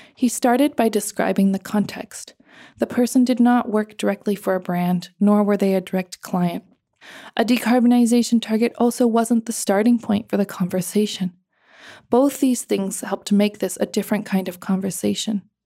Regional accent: United States; accent: American; also born or lived in Cambodia; white women like me, who talk with an American accent

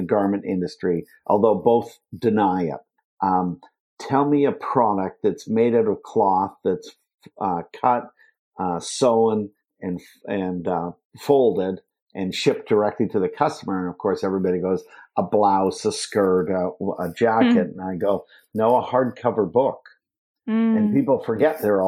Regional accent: Canada; moved away as an adult; now in Tennessee, United States; never been to Tennessee, never lived in the South. I'm from Canada originally.

